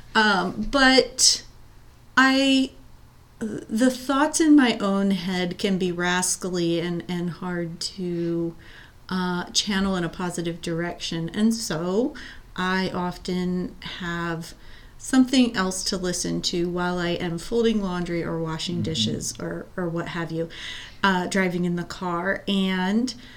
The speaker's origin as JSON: {"language": "English", "town": "Lancaster", "region": "Pennsylvania", "country": "United States", "tie": "born or raised there", "moved": "yes", "lives_now": "Reno County, Kansas, United States", "said": "I grew up in Lancaster, Pennsylvania"}